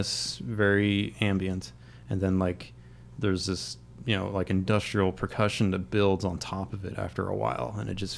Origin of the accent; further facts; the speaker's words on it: Crafton, Pennsylvania, United States; I grew up in Crafton